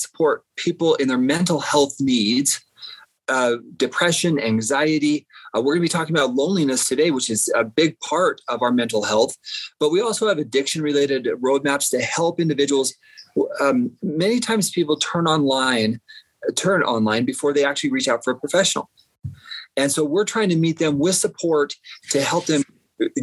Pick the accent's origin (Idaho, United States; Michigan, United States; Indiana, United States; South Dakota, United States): Idaho, United States; Southeastern; I grew up in Southeastern Idaho on a farm